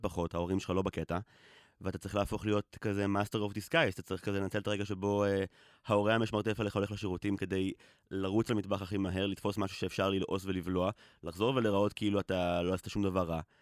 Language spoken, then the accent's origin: Hebrew; Israel; גדלתי בקיבוץ